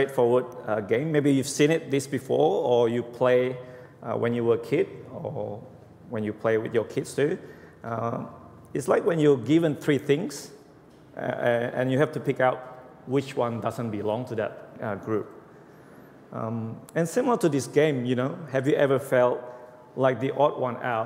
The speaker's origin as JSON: {"language": "English", "country": "Indonesia", "second_language": "English", "moved": "as an adult", "lives_now": "Australia", "said": "About 20 years ago, I was from Indonesia. When I came to Australia"}